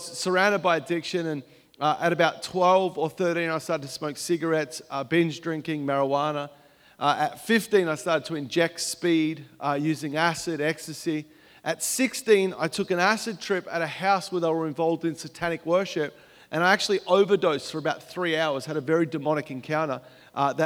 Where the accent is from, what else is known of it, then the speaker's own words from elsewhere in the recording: Melbourne, Victoria, Australia; moved away as an adult; now in United States; I grew up in Melbourne, Australia